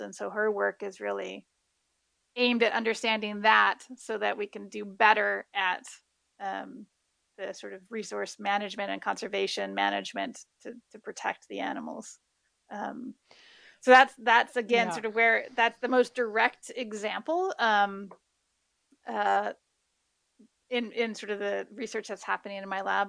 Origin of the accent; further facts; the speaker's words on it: Midwest, United States; now in Hawaii, United States; growing up in the Midwest